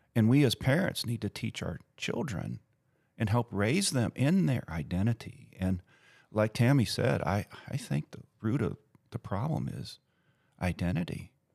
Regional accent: United States; my identity as American

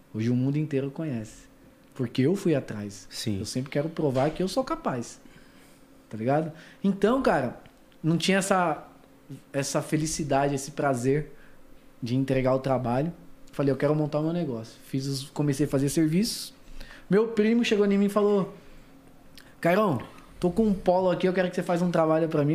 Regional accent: São Paulo, Brazil; Zona Norte de São Paulo, capital. Foi lá que eu comecei meus primeiros passos

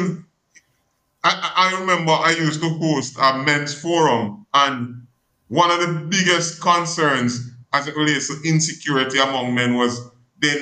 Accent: Jamaica; I'm from Jamaica, and because I'm from Jamaica, some of the idiosyncrasies of my culture influence how I engage

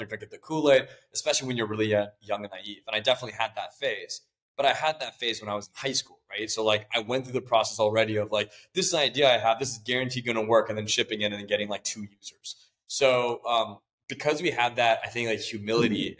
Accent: Mountain View, California, United States; I was born and raised in Mountain View

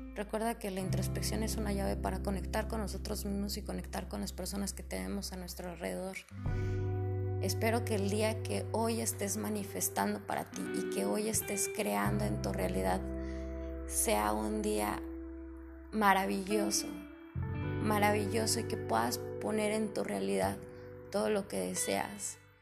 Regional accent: Mexico; a los que somos mexicanos

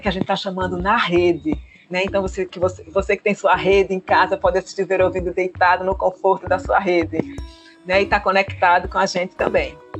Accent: Pernambuco, Brazil; a gente aqui como boa pernambucana

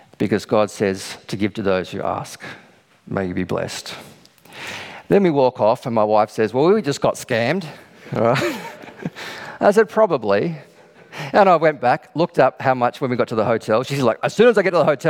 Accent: Australia; we're Australian

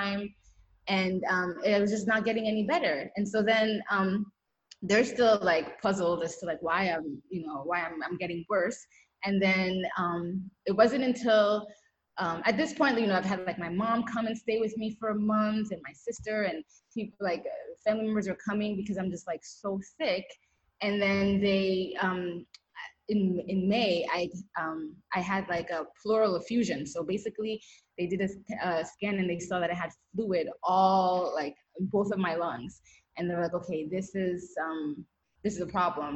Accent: New York, United States; moved away as an adult; also born or lived in Haiti; now in Switzerland; I was born in Haiti, but I didn't grow up there. I grew up in New York.

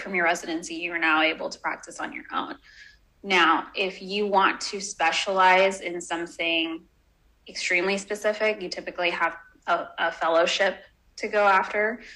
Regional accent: Houston, Texas, United States; I was brought up in Texas in Houston

